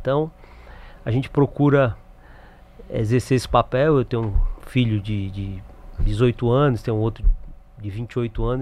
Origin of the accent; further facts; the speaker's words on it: Acre, Brazil; now in Fortaleza, Brazil; Eu sou acriano. Sim.